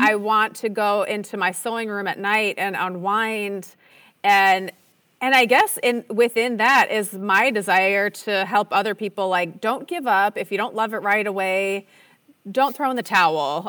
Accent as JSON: {"language": "English", "region": "Minnesota", "country": "United States", "tie": "born or raised there", "also_born_or_lived": "Utah", "moved": "as an adult", "said": "I grew up in Minnesota"}